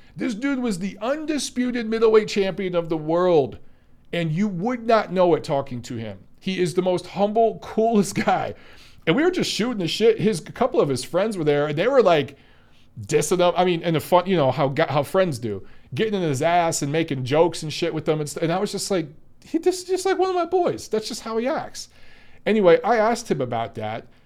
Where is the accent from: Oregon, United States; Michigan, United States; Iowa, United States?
Michigan, United States; Detroit; I grew up in Detroit